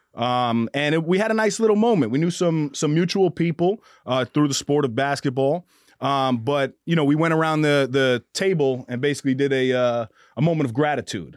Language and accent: English; Mount Vernon, New York, United States; I grew up in Mount Vernon, New York